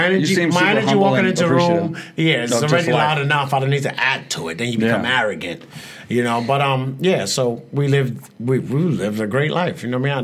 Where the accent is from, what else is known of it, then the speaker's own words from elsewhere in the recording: United States; I live in the States. I grew up in the States.